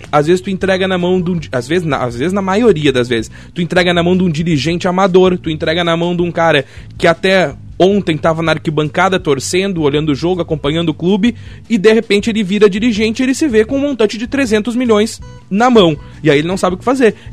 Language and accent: Portuguese; Rio Grande do Sul, Brazil; nós somos gaúchos